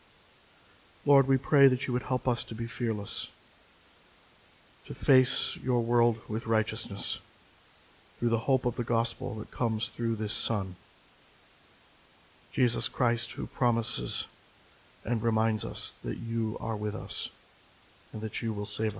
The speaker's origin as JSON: {"language": "English", "town": "Coloma", "region": "Michigan", "country": "United States", "tie": "born or raised there", "moved": "yes", "said": "Coloma, Michigan, my hometown"}